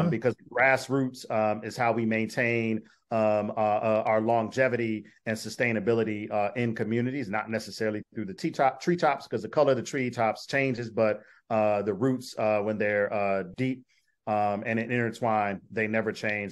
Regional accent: Detroit, Michigan, United States; moved away as an adult; also born or lived in Minnesota; now in Syracuse, United States; I am from Detroit, went to graduate school in Minnesota

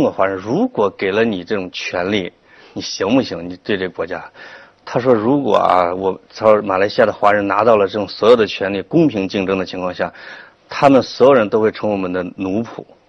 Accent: China; 我们中国人

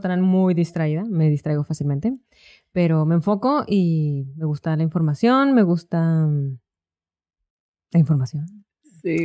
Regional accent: Ciudad Juárez, Chihuahua, Mexico; also born or lived in El Paso, Texas; Nací en El Paso, criada en Juárez

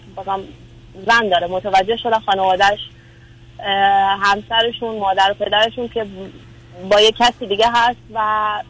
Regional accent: Iran; moved away; also born or lived in a Persian Gulf country; این کشور خلیجی هر چقدر زندگی کنیم اینجا توش بازم ما, ما ایرانی هستیم

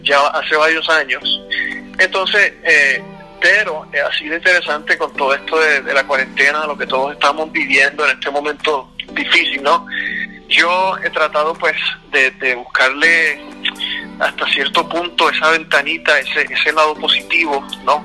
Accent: Puerto Rico; yo soy puertorriqueño, eh, entonces cuando pequeño en Puerto Rico

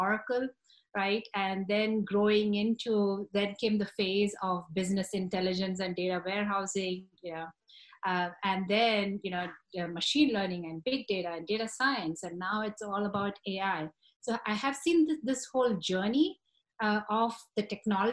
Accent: India; moved away as an adult; now in United States; I grew up in India

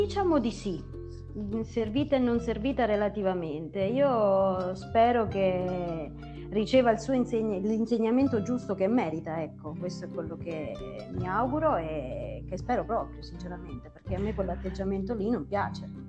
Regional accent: Irpinia, Campania, Italy; moved away as an adult; purtroppo per motivi lavorativi ho dovuto abbandonare quella che era la mia terra

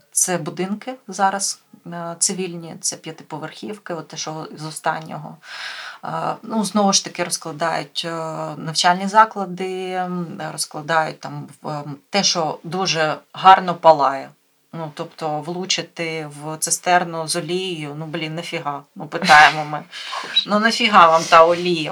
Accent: Mykolaiv, Mykolaiv Oblast, Ukraine

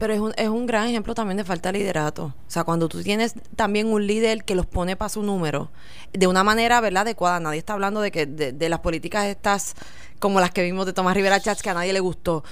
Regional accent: Puerto Rico; para nosotros como puertorriqueños

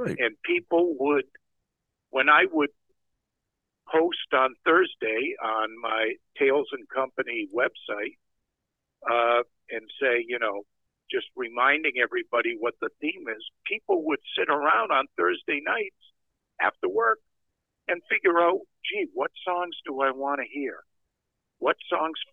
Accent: outside of Providence, Rhode Island, in Massachusetts, United States; I grew up in outside of Providence, Rhode Island, in Massachusetts

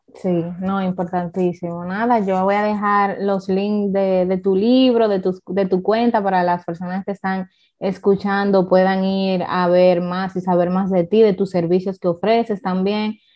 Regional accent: Dominican Republic; Yo como dominicana

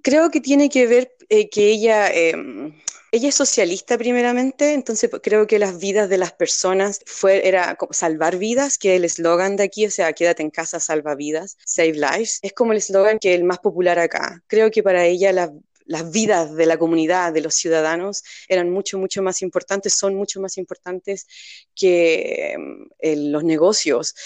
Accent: Puente Alto, Santiago Metropolitan Region, Chile; Yo vengo de Chile, donde también vivió en lugares muy pobres

